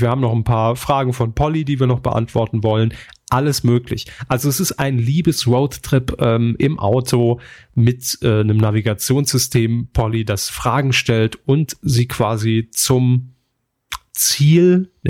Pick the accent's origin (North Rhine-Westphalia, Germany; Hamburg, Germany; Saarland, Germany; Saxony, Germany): Saarland, Germany; born there; aber wir kommen aus dem Saarland gebürtig, ne, und da waren wir einfach dann direkt auf diese, auf diesem Bumstrip unterwegs.